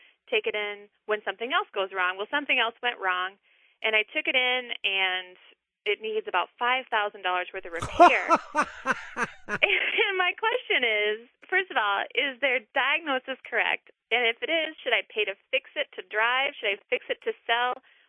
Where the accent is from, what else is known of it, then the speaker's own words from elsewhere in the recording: Max, Minnesota, United States; now in River Falls, United States; I'm originally from Max, Minnesota, but I'm calling from River Falls, Wisconsin.